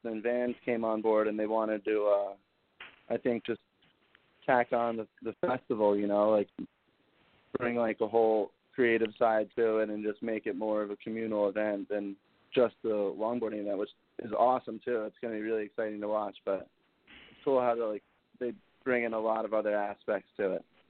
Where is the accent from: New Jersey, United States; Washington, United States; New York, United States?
New Jersey, United States; moved away as an adult; now in Montauk, United States; growing up in Jersey